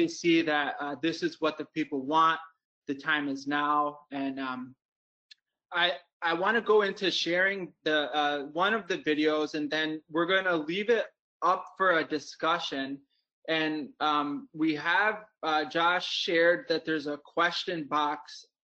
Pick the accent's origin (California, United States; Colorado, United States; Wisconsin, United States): Wisconsin, United States; And I'm from Wisconsin.